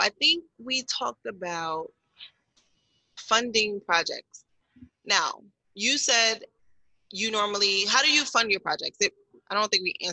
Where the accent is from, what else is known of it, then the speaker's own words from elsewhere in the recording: Newark, New Jersey, United States; I grew up in Newark, went to high school in Newark.